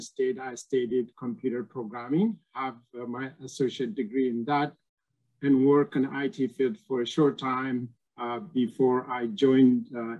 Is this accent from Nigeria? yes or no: no; Ethiopia; moved away as an adult; now in United States; I'm also originally from Ethiopia. I moved to United States about 25 years ago now. And I moved because of same reason, political situation back home.